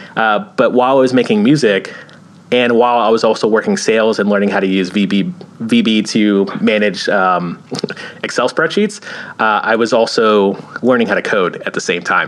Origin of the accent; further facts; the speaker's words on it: Florida, United States; now in California, United States; I'm actually from Florida.